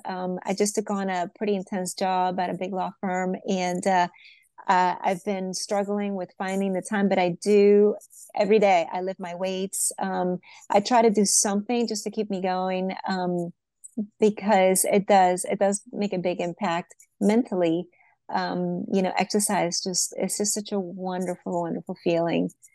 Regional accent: Venezuela; moved away; I was originally born in Venezuela

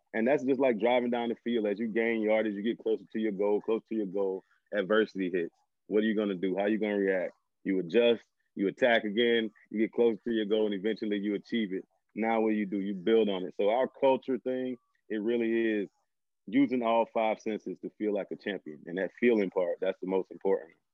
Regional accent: Homer, Louisiana, United States; moved away as an adult; I'm originally from Homer, Louisiana, small little town in northern Louisiana

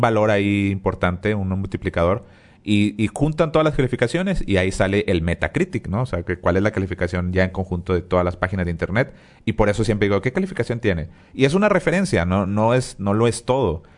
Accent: Monterrey, Nuevo León, Mexico; somos regios

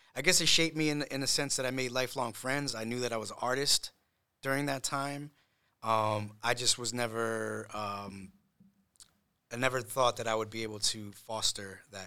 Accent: Matawan, New Jersey, United States; moved away as an adult; also born or lived in Puerto Rico / New York; I grew up here in, uh, in Monmouth County, in, in, in Mattawan

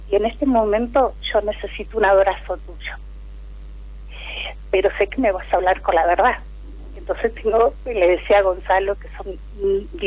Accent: La Plata, Buenos Aires Province, Argentina; De La Plata.

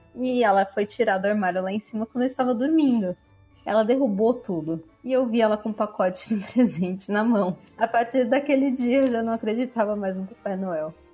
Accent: São Paulo, Brazil; Eu sou de São Paulo

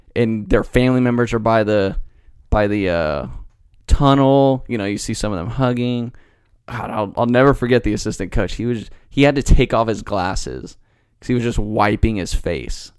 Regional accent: Dallas, Texas, United States; I'm from Dallas

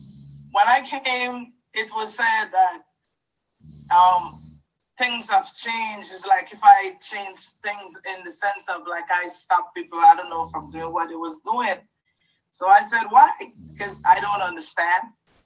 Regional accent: Guyana; moved away; Because when I came into this country, I came from Guyana. And my whole life, it was a lot of ups and downs.

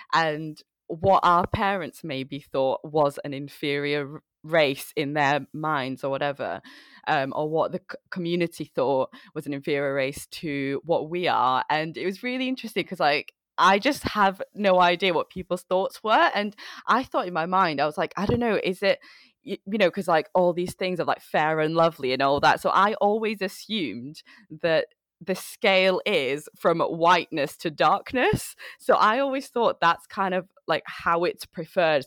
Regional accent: Manchester, North West England, United Kingdom; moved away as an adult; also born or lived in Chittagong, Bangladesh; now in London, United Kingdom; I came here when I was five years old.

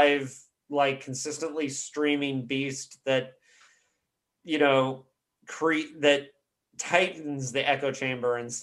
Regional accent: Bloomington, Indiana, United States; moved away; I grew up in Bloomington, which is an hour south of in Indianapolis.

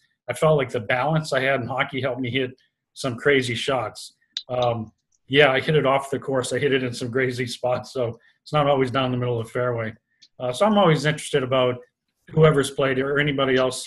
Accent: Boston, Massachusetts, United States; when I was growing up in the Boston area

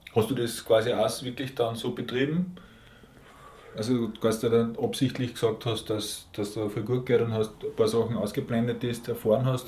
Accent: Linz, Upper Austria, Austria; Und ich bin in Linz geboren, ich bin quasi ein richtiger Linzer

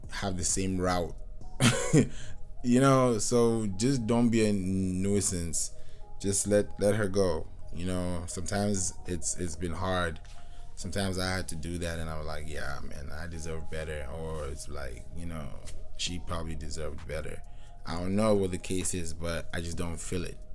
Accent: Kenya; also born or lived in Nigeria; I grew up in Kenya, but I'm Nigerian

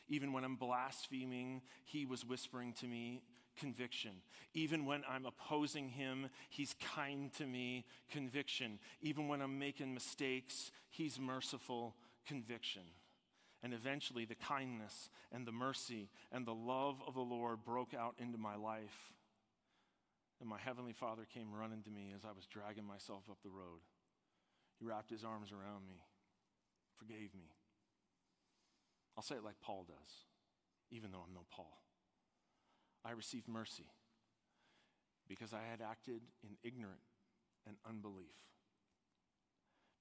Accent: Toronto, Ontario, Canada; I'm from Toronto, Ontario, and my dad's a retired police officer, and my mom was a nursing home manager for many years. We lived in the burbs. That's where I grew up

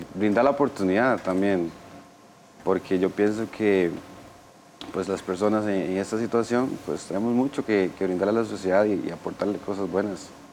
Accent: Golfito, Puntarenas, Costa Rica; now in Desamparados, Costa Rica; soy de la zona sur de Golfito, vivo actualmente Desamparado, en San José

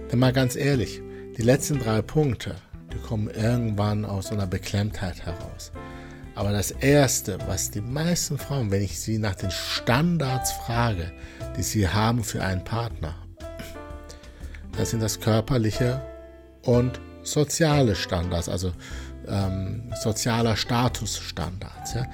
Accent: Wuppertal, North Rhine-Westphalia, Germany; born there; ich bin ja gebürtiger Wuppertaler, er sollte Schwebebahnfahrer sein.

